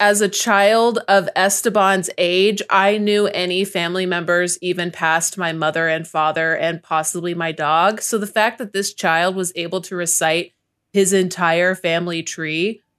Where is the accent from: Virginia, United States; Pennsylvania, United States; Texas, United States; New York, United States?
Texas, United States; I'm a Texan.